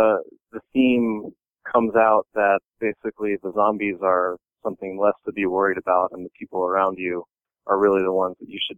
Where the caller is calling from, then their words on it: Cambridge, Massachusetts, United States; Cambridge, Massachusetts.